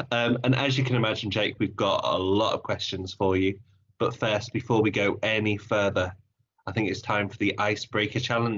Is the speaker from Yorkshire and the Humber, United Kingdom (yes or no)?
yes; Hull, Yorkshire and the Humber, United Kingdom; now in Nottingham, United Kingdom; And originally I'm from Hull.